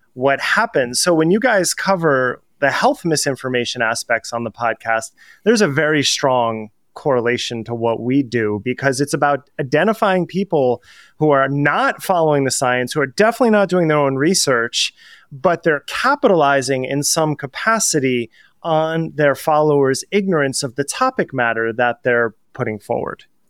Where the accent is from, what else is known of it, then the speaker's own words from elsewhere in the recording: New Jersey, United States; I'm from New Jersey, so if you've ever watched The Sopranos, how all words become one word when people speak in sentences